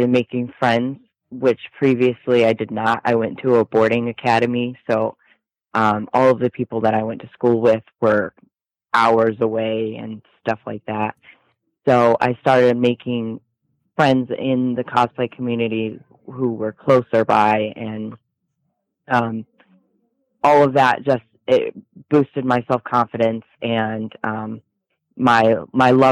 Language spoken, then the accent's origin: English; Michigan, United States; also born or lived in Texas; I'm from Michigan. Okay. I moved to Texas last year for about 8 months, and then I came back to Michigan, Indiana area